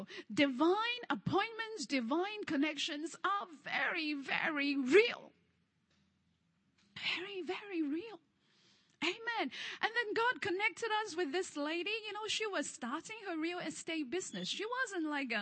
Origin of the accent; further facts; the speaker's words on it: Hong Kong; English is a second language; moved away; I'm from Hong Kong